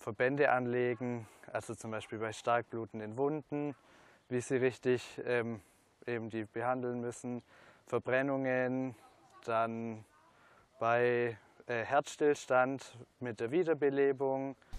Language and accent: German; Germany; bei uns in Deutschland